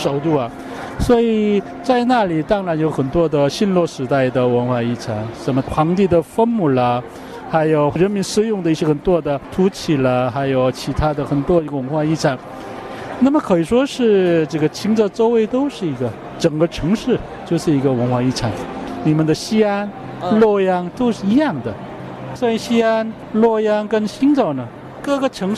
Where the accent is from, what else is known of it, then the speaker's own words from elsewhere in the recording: South Korea; moved away; 我们韩国人